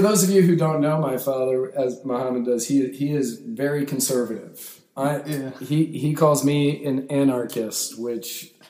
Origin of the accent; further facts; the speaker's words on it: United States; where I grew up just outside of D.C.